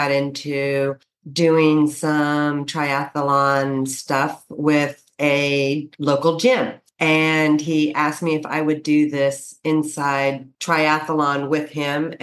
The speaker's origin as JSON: {"language": "English", "town": "Santa Cruz", "region": "California", "country": "United States", "said": "I'm from the area and I'm from Santa Cruz Beach area"}